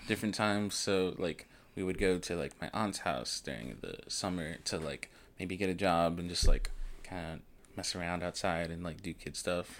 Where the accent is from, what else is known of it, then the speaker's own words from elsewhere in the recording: Elizabeth City, North Carolina, United States; also born or lived in Washington, D.C. / New York / Baltimore / Virginia; I grew up in Elizabeth City, North Carolina